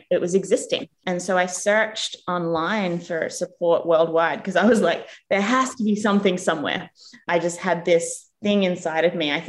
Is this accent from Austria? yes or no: no; Australia; moved away as an adult; also born or lived in England / United States; now in New Zealand; I was born in England. My parents are from New Zealand. I grew up in Australia. And then I moved to New Zealand when I was 24.